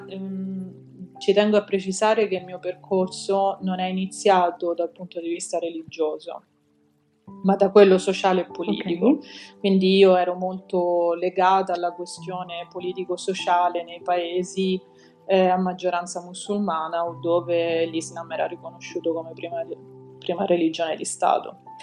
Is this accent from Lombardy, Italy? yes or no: no; Sicily, Italy; also born or lived in Rome; sono italiana, se questo può essere utile, è nata a Roma sì. e cresciuta in Sicilia